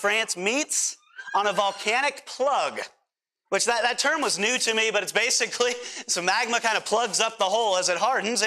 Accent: United States; we as American Christians

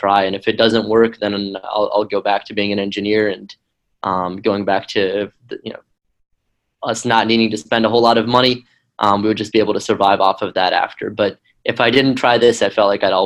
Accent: Tennessee, United States; moved away as an adult; also born or lived in Ukraine / Israel; I grew up in Tennessee, which is kind of a strange place

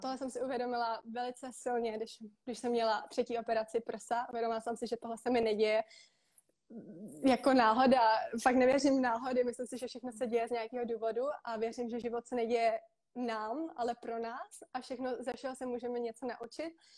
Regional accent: Czechia; moved away as an adult; also born or lived in Prague, Czech Republic / Most, Czech Republic; now in Bali, Indonesia; A vyrostla jsem na půl v Praze, na půl v Mostě a momentálně žiju na Bali.

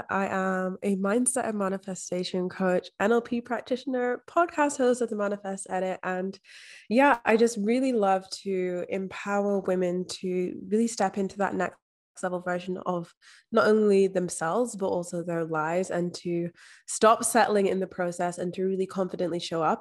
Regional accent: Scotland, United Kingdom; now in Australia; So I'm actually from Scotland, but I've been living overseas in Australia for the past five years. So there's a bit of mishmash of everything in there.

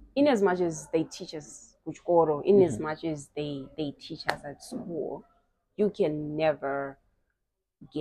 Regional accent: Zimbabwe; I'm from Mabuku

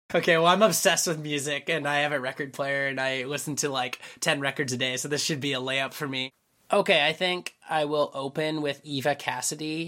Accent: Vancouver, British Columbia, Canada; I grew up in Vancouver.

